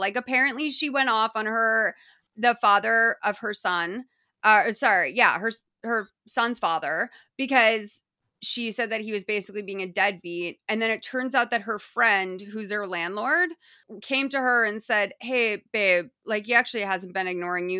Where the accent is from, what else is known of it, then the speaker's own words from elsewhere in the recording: Boston, Massachusetts, United States; moved away; You guys can still tell that I'm from Boston because of m, some of my vowel usage